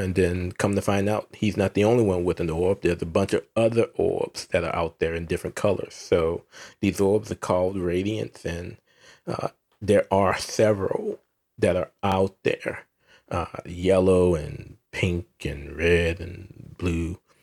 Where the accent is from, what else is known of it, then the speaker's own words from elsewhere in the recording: New Orleans, Louisiana, United States; my hometown of New Orleans